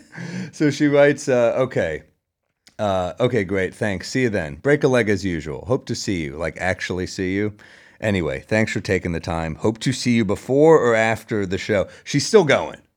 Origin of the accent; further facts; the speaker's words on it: New York City, New York, United States; I'm a New Yorker